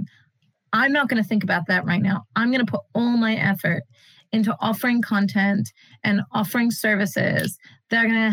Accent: United States; now in United Kingdom; we're immigrant kids, right? Like both of our parents kind of came to, I'm an American

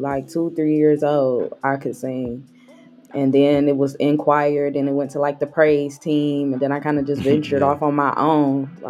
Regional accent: Mount Clemens, Michigan, United States; I'm from Mount Clemens.

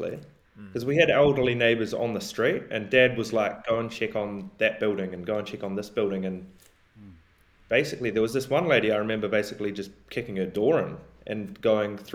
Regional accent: Nelson, New Zealand; moved away as an adult; also born or lived in Christchurch, New Zealand / Minneapolis, United States; now in Australia; I grew up in Nelson and Marlborough

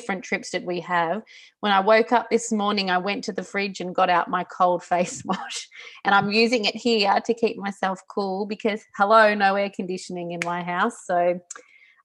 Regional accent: Australia; moved away as an adult; now in Italy; Growing up in Australia

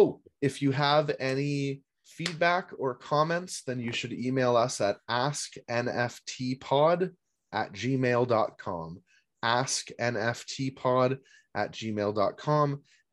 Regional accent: Minnesota, United States; I'm from Minnesota.

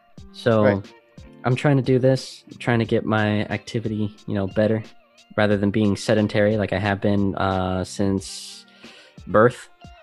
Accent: Las Vegas, Nevada, United States; now in Netherlands; I come from Las Vegas

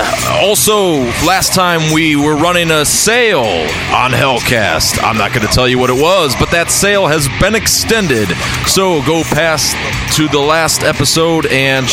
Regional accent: Ohio, United States; I'm from Ohio

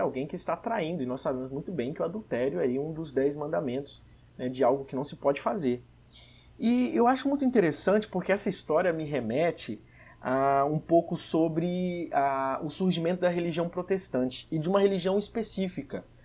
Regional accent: Vitória, Espírito Santo, Brazil; eu sou de Vitória, no Espírito Santo

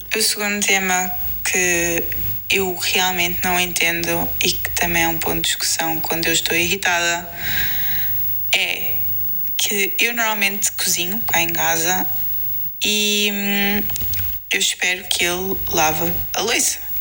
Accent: Lisbon, Portugal; somos de Lisboa

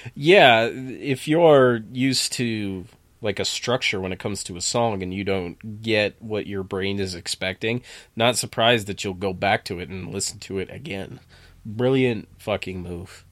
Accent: near Plattsburgh, New York, United States; born or raised there

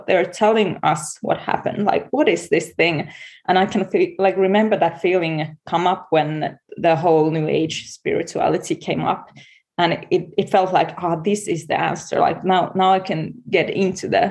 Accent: Finland; I'm from Finland, and in Finland we're not Catholics, we're Lutheran

